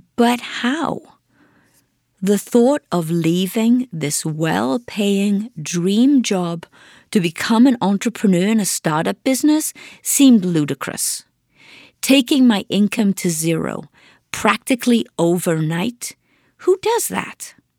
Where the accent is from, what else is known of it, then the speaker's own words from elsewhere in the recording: Wales, United Kingdom; moved away as an adult; also born or lived in Swansea; now in Detroit, United States; I grew up on a farm in Wales